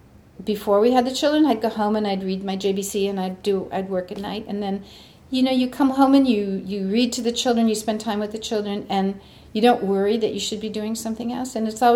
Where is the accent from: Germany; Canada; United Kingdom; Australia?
United Kingdom; England; moved away as an adult; now in San Diego, United States; And we came from England to San Diego, which was a brand new university at that time.